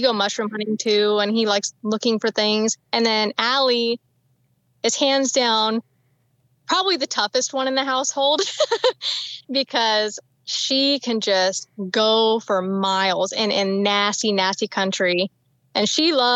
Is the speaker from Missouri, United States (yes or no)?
no; Washington, United States; now in Idaho, United States; I grew up in Washington, about like 2 miles from the Idaho border